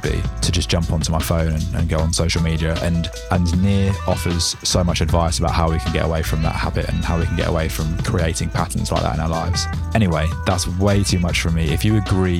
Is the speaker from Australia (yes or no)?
no; England, United Kingdom; as an English tourist